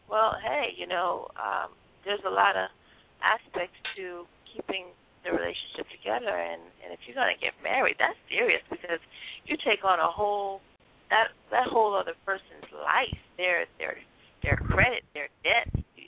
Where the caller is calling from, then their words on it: Miami, Florida, United States; I'm calling from Miami.